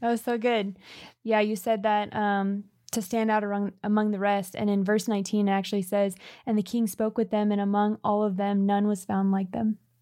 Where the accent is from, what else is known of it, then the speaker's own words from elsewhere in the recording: California, United States; We grew up in California